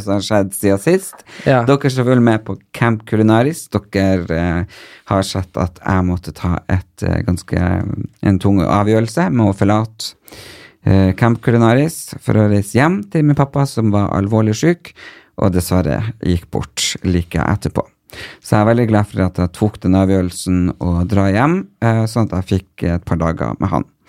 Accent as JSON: {"language": "Norwegian", "region": "Northern Norway", "country": "Norway", "also_born_or_lived": "Porsgrunn", "moved": "yes", "said": "Nå er det jo så mange år siden jeg flytta fra Nord-Norge, så det er veldig godt å komme opp dit og, og kjenne liksom litt på hvor man egentlig er ifra, fordi man øh, Uansett hvor lenge jeg blir bo her, så blir jeg nordnorsk"}